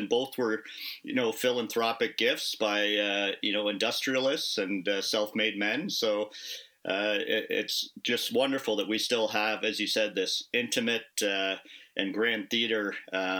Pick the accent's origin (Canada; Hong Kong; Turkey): Canada; Kitchener, Ontario; also born or lived in Toronto; I grew up in Kitchener-Waterloo. It's where I moved back to about 5-6 years ago.